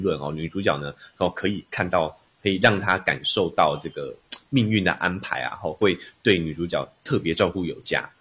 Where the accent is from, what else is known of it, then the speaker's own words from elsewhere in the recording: Taiwan; 我来自台湾，哦，之前都是从事声音， 哦，分析的工作， 哦，以及教学